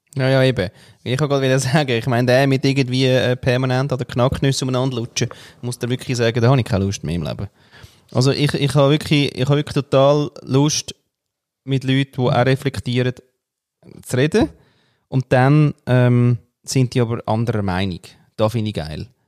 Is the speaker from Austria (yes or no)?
yes; Austria; moved away; als Österreicher